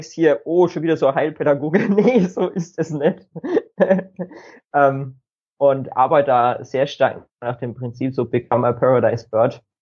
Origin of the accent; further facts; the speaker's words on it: Bavaria, Germany; ich ja, komme aus dem schönen Frankeland in Deutschland, also äh, Norden von Bayern